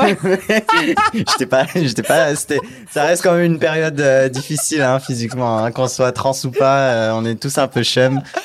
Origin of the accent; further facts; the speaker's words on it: Martigues, Provence-Alpes-Côte d'Azur, France; moved away; Je viens du sud de la France. J'ai grandi dans une petite ville qui s'appelle Martigues, donc c'est à genre 30 km de Marseille.